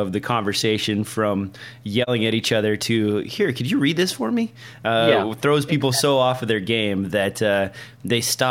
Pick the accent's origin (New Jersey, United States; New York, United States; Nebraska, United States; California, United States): Nebraska, United States; In my home state in Nebraska